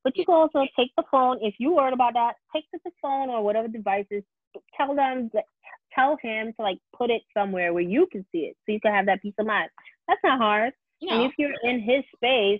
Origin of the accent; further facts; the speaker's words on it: New York City, New York, United States; as a New Yorker